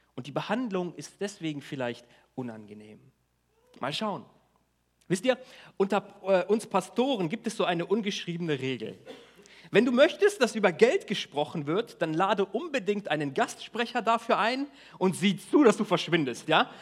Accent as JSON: {"language": "German", "country": "Germany", "said": "wir als Deutsche"}